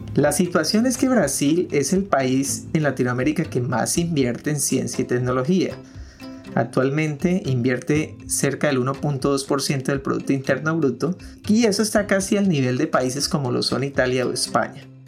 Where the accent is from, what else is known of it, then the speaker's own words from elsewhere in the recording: Colombia; nosotros acá en Colombia